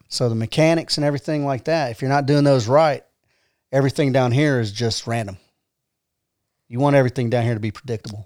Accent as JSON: {"language": "English", "town": "Atlanta", "region": "Georgia", "country": "United States", "tie": "born or raised there", "also_born_or_lived": "Decatur, Georgia / Fort Polk, Louisiana", "moved": "as an adult", "lives_now": "Rome, United States", "said": "I grew up in Atlanta"}